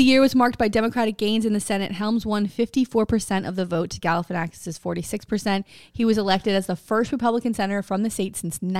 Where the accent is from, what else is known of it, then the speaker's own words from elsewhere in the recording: Florida, United States; I'm from Florida